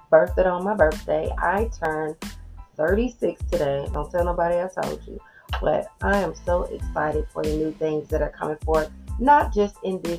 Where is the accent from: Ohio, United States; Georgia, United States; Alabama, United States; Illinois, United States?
Georgia, United States; So, I was born and raised in Georgia for the most part. I'm a military brat, so I've been a little bit of everywhere, but the majority of my life has been spent around the CSRA area.